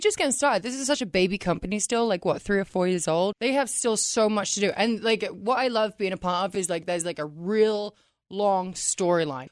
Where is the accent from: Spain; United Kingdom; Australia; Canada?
United Kingdom; England; moved away; I'm from England